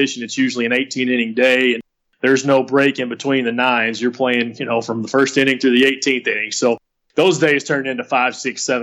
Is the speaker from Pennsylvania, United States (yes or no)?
no; West, Texas, United States; moved away; I'm from West Texas. Well, we're at in West Texas. No, West, Texas